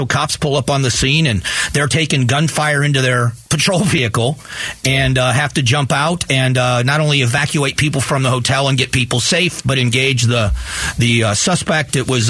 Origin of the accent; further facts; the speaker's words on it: Florida, United States; Yeah, I'm from Florida.